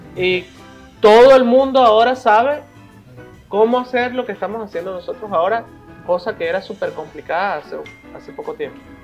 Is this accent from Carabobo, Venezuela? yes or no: no; Caracas, Capital District, Venezuela; moved away; also born or lived in Mérida; Prácticamente crecí en la Cristóbal Rojas de Caracas y la Escuela de, Arte de la ULA